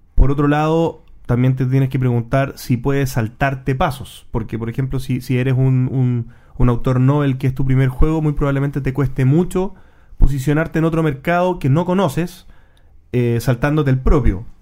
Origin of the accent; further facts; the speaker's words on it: Chile; nosotros como chilenos